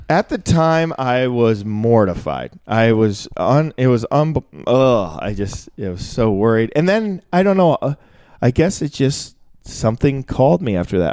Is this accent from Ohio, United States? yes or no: no; Minneapolis, Minnesota, United States; moved away; also born or lived in Chicago; I grew up in Minneapolis